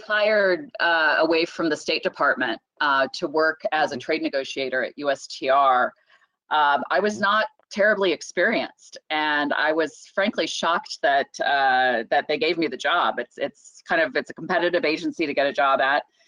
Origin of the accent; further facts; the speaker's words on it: Omaha, Nebraska, United States; now in Washington, DC, United States; growing up in Omaha, Nebraska